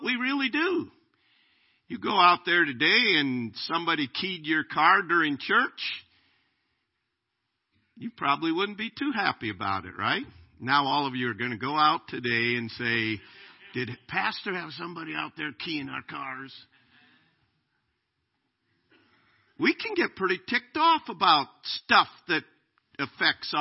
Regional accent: United States; I'm an American. I am glad to be an American

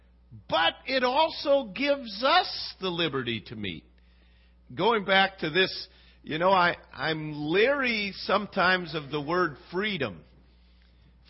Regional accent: United States; I'm an American.

